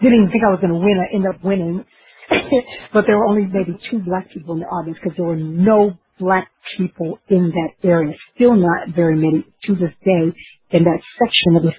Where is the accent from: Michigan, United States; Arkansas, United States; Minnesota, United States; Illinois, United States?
Arkansas, United States; my home state of Arkansas